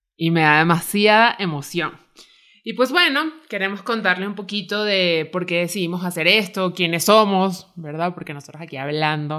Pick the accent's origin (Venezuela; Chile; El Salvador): Venezuela; moved away as an adult; now in Mexico City, Mexico; soy venezolana